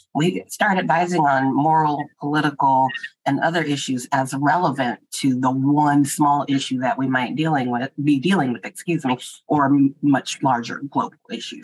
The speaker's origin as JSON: {"language": "English", "region": "Texas", "country": "United States", "moved": "yes", "lives_now": "Boston, United States", "said": "I'm from Texas"}